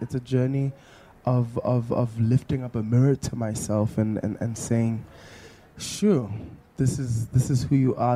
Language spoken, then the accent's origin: English; Johannesburg, Gauteng, South Africa; growing up in Mondio, my friends and I would pretend to have these big concerts